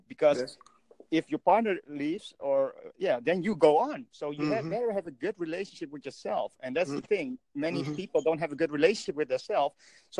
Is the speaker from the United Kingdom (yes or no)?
no; Indonesia; now in Netherlands; I'm originally from Indonesia.